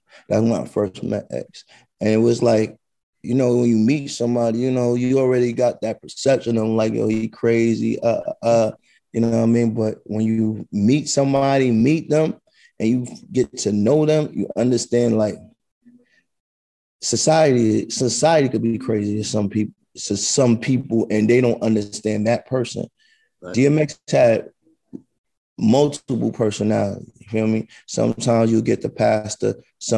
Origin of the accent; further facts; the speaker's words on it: New York City, New York, United States; I'm from the South Bronx, brother. I grew up in the 80s and the early 90s out there.